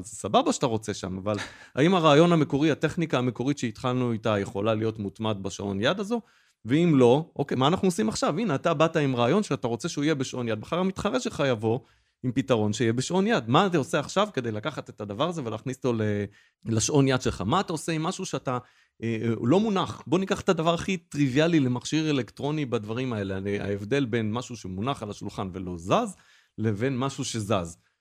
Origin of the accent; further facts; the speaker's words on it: Israel; כי גם אנחנו ישראלים